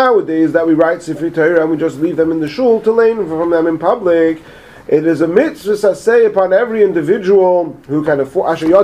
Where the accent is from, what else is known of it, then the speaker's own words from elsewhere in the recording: England, United Kingdom; moved away; I was from England, and I wasn't so familiar with the American way of speaking